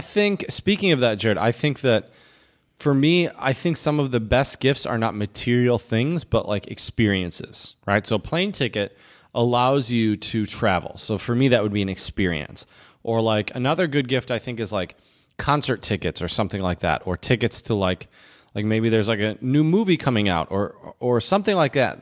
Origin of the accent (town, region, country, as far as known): Michigan, United States; born or raised there